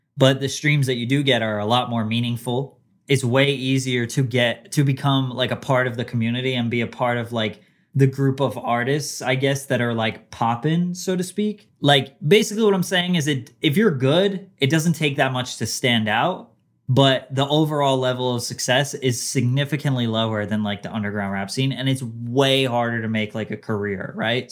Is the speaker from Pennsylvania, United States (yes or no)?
no; New Jersey, United States; So it wasn't just in Jersey, but I was, I grew up there